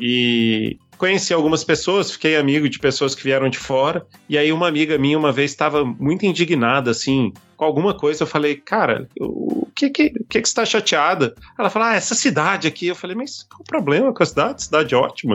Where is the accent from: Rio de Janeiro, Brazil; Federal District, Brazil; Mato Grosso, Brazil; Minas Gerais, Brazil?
Federal District, Brazil; Brasília; sou de Brasília.